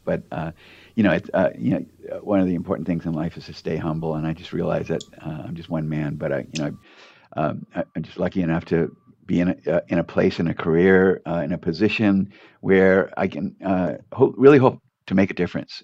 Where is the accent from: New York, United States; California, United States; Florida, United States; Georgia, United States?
California, United States; Torrance; I grew up in Torrance